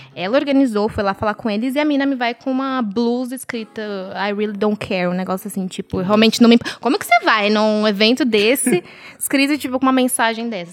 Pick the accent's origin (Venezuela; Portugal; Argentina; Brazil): Brazil; a gente, como brasileiro